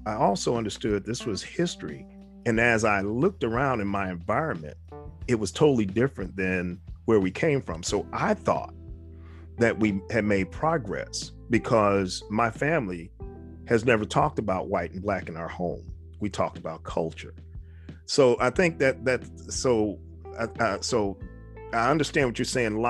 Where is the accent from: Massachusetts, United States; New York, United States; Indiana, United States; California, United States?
New York, United States; moved away; also born or lived in the South (US); Growing up in New York, we heard the history, and then we moved south